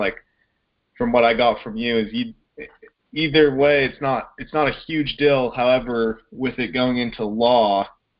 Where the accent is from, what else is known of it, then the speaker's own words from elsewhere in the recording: St. George, Utah, United States; I'm from Southern Utah. St. George